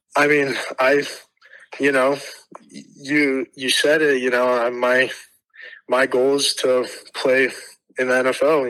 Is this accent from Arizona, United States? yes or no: yes; Tucson, Arizona, United States; I'm from Tucson